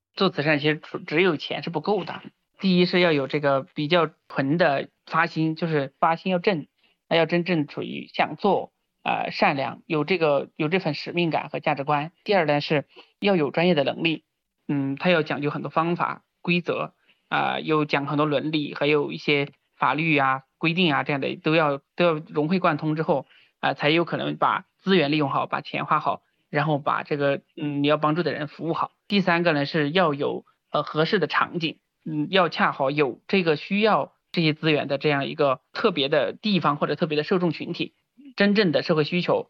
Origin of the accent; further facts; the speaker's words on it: Sichuan, China; 我是九四年出生的，老家是四川大凉山这边的一个小山村嘛